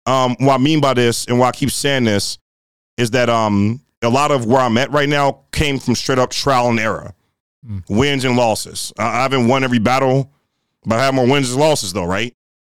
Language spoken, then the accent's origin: English; Rust Belt, United States; but the region we're from the Rust Belt region of hip hop, right? It's a different flair to the way we get down over here, right?